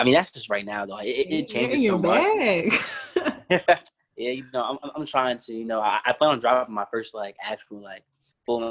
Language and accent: English; Baltimore County, Maryland, United States; I'm from Baltimore County, Maryland.